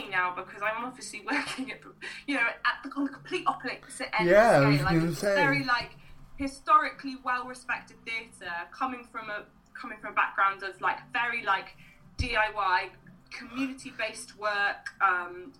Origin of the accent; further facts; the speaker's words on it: Wales, United Kingdom; a Welsh woman from a rural community